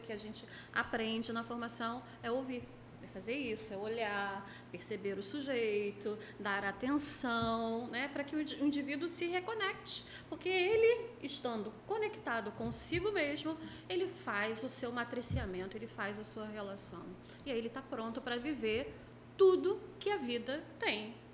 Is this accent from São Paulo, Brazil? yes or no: no; Niterói, Rio de Janeiro, Brazil; sou de Niterói